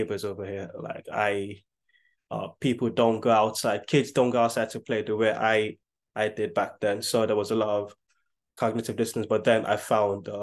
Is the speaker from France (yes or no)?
no; Nigeria; now in United Kingdom; growing up in Nigeria, electricity is not 24 hours.